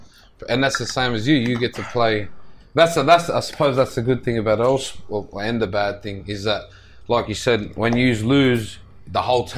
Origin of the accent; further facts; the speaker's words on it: Australia; We are Australian. This is our country.